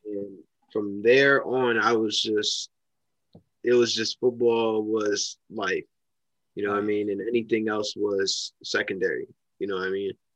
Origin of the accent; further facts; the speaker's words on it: Mount Vernon, New York, United States; I'm from Mount Vernon, New York.